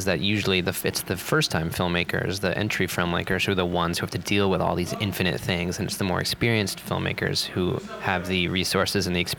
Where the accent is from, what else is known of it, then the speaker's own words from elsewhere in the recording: New York City, New York, United States; I'm coming from New York City, which is like hyper-capitalist orgy, where the richest people in the world and the very poorest people in the world live side by side